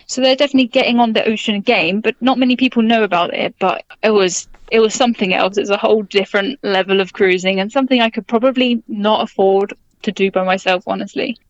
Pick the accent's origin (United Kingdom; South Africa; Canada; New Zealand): United Kingdom; I'm from Britain